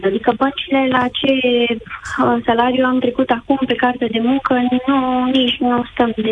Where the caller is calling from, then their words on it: Bucharest, Romania; Vă sunt din București.